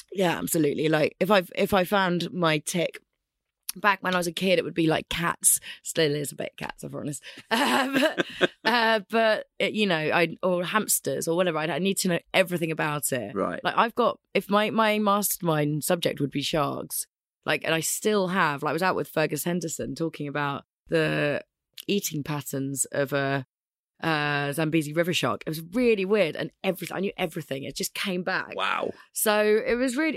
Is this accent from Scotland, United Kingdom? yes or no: yes; Scotland, United Kingdom; also born or lived in London; I was born in London. Yeah. Uh, within about two weeks, I was up in Scotland, which was actually where I'm from. I'm actually a Scot.